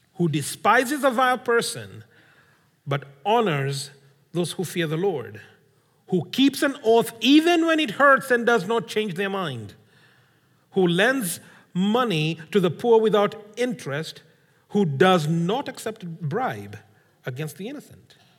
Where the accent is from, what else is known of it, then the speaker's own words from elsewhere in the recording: Kenya; I come from Kenya.